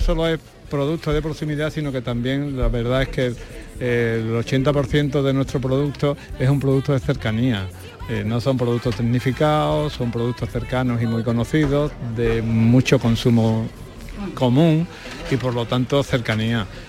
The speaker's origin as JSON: {"language": "Spanish", "town": "Lora del Río", "region": "Andalusia", "country": "Spain", "said": "Estamos en Lora"}